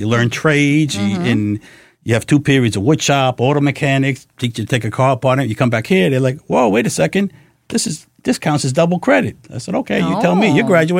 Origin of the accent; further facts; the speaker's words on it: New York City, New York, United States; also born or lived in Chicago; I was born and raised in the Bronx.